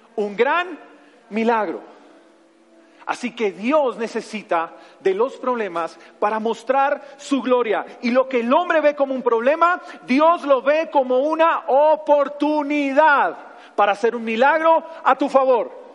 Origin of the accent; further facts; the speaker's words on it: Bogotá, Colombia; soy Rolo, soy de aquí de la ciudad de Bogotá